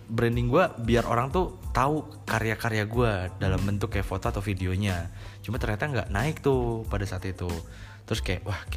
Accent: Cirebon, West Java, Indonesia; also born or lived in Bandung; Gue aslinya emang dari Cirebon. Cuma waktu hmm. dulu gue sempat kuliah di Bandung 4 tahun

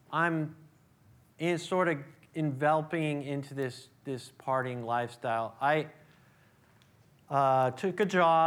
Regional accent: Oakland, California, United States; I was born here in the East Bay, born in Oakland, raised in the East Bay

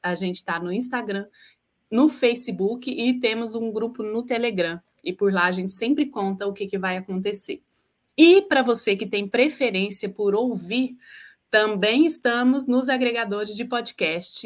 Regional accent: Uberlândia, Minas Gerais, Brazil; now in Niterói, Brazil; sou de Uberlândia, mas agora eu estou em Niterói, Rio de Janeiro

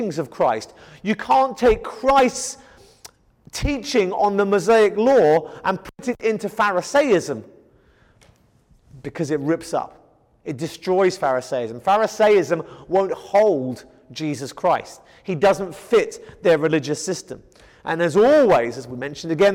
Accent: Kent, South East England, United Kingdom; moved away; I come from England in the county of Kent, where there is wheat field after wheat field after wheat field

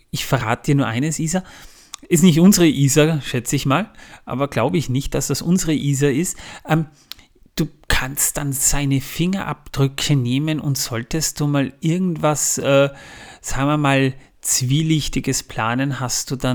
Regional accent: Austria; Gerade mal 6 Prozent aus Österreich, das ist meine Heimat, das ist eigentlich schon fast schmerzhaft

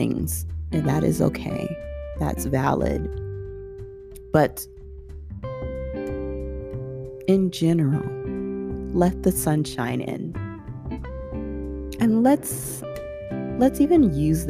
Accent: Southern California, United States; growing up in Southern California

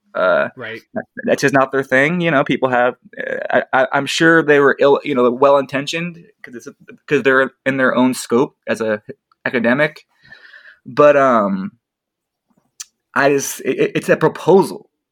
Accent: Spokane, Washington, United States; I'm from the Spokane Coeur d'Alene area

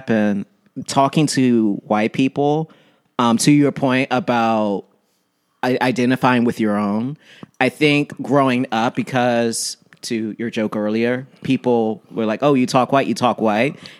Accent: Washington, District of Columbia, United States; Southeast DC

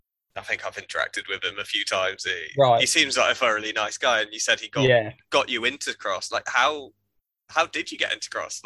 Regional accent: United Kingdom; you're going across with kind of, you know, wet behind the ears as a Brit in Belgium

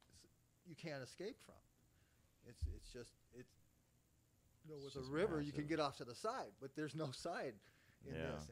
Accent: United States; as an American

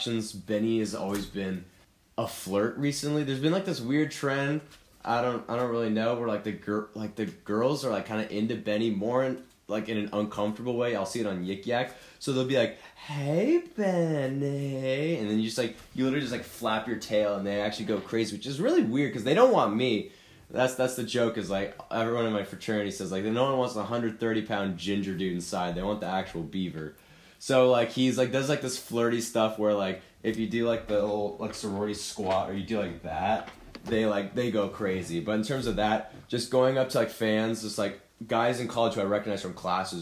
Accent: California, United States; moved away as an adult; also born or lived in Oregon; I'm from California

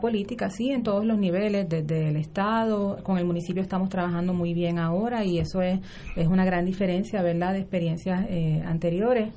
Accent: Puerto Rico; Senia y yo somos residentes de Río Piedras

